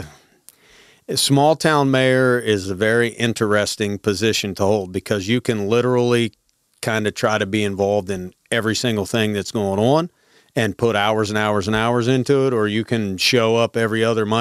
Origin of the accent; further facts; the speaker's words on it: Grantsville, Maryland, United States; Born and raised, Grantsville, Maryland.